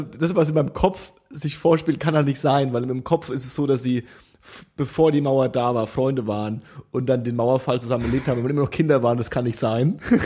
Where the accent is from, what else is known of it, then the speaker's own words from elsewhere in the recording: Franconia, Bavaria, Germany; ich komme ja aus Franken